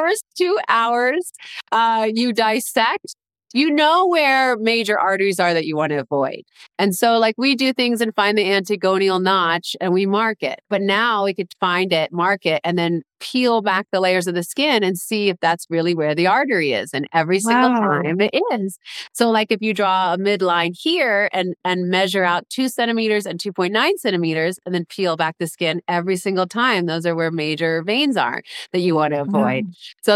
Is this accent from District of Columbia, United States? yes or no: yes; Washington, District of Columbia, United States; moved away as an adult; also born or lived in Los Angeles, California; I grew up in Washington, D.C., which was big city, a lot of cars, a lot of people. For 18 years.